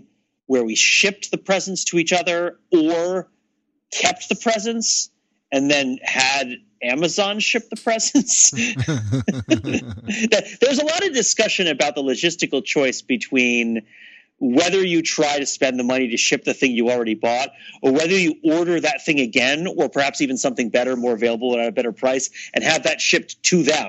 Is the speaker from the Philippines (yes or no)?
no; New Jersey, United States; moved away; I'm from New Jersey